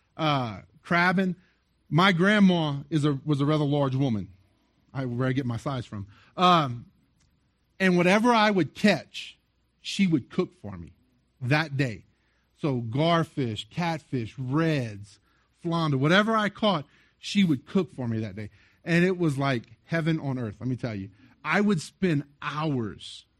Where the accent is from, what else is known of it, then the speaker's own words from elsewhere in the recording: South Louisiana, United States; I grew up in South Louisiana